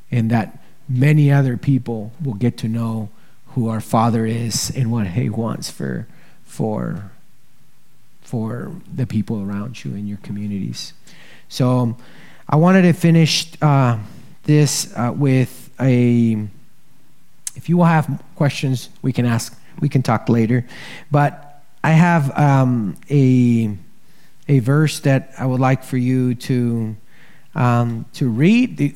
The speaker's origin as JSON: {"language": "English", "country": "Ecuador", "lives_now": "United States", "said": "human trafficking is happening in Ecuador, and I'm obviously from Ecuador, so I'm here. And I'm gonna be telling you about Ecuador."}